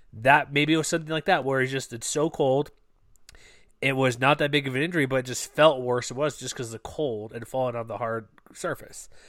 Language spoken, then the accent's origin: English; Texas, United States; I'm from Texas